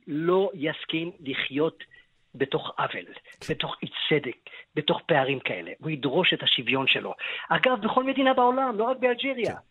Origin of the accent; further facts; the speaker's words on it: Israel; אנחנו ישראלים